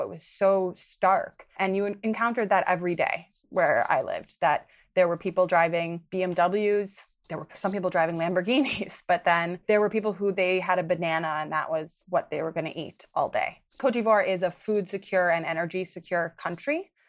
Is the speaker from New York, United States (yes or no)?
no; Milwaukee, Wisconsin, United States; moved away as an adult; I grew up in Milwaukee, Wisconsin